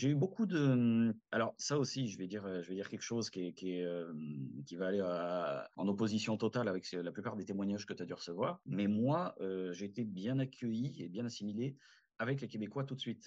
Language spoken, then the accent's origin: French; France; moved away as an adult; now in Montreal, Canada; chez nous en France